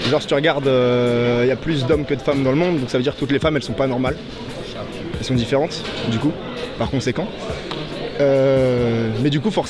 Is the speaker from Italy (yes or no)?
no; Casablanca, Casablanca-Settat, Morocco; je suis de Casa, hein, je viens du campus de Casa